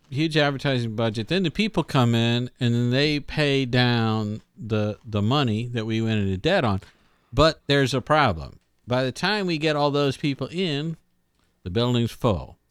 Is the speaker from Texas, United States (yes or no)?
yes; Pasadena, Texas, United States; I was, I was born in Houston. Actually, I was born in Pasadena, Texas